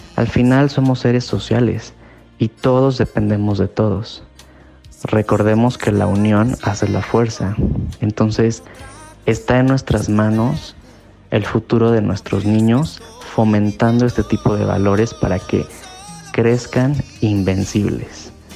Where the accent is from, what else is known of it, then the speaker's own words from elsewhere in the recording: Mexico; soy mexicano